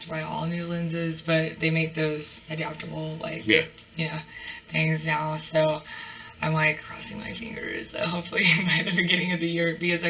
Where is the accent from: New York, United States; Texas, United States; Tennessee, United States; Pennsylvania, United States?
Texas, United States; Dalhart; I grew up in Dalhart.